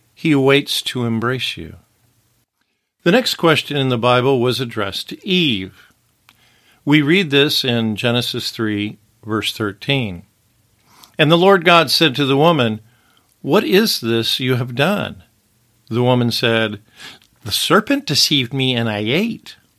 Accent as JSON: {"language": "English", "town": "Wichita", "region": "Kansas", "country": "United States", "tie": "born or raised there", "moved": "yes", "lives_now": "Los Angeles, United States", "said": "I may have been born in Wichita, Kansas, and may have an address in Los Angeles, California"}